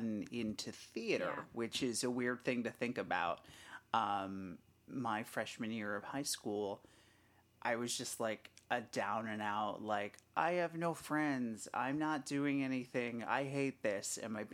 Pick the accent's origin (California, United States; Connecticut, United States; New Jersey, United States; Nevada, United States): Connecticut, United States; I grew up here in Connecticut